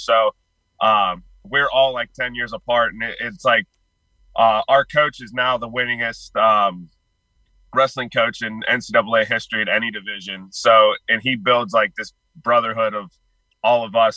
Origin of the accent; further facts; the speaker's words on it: Pittsburgh, Pennsylvania, United States; I'm originally from Pittsburgh